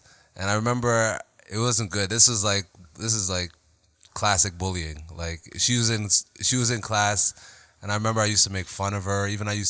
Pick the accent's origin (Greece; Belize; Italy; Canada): Canada; Toronto, Ontario; also born or lived in North York, Ontario; I was born in North York, Ontario. Uh-huh. Just middle child, older brother, younger brother, 4 years all apart. And we just had a close family. We grew up in Toronto, born and raised here.